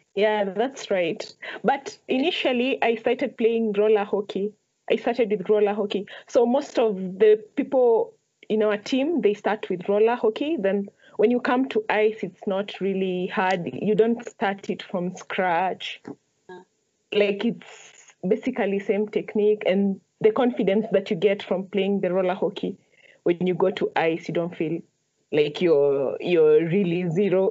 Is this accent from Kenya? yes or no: yes; Nairobi, Kenya; I grew up in Huruma